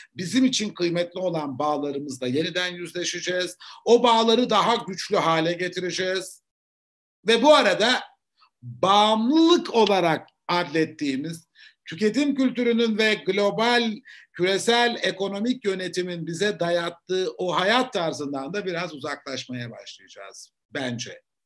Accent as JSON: {"language": "Turkish", "region": "Eskişehir", "country": "Turkey", "tie": "born or raised there", "also_born_or_lived": "Ankara Polatlı", "said": "Eskişehir'de doğdum, büyüdüm."}